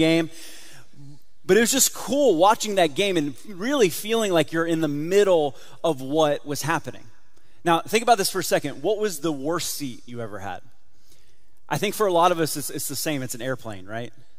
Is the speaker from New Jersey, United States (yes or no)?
no; South Florida, United States; I grew up in South Florida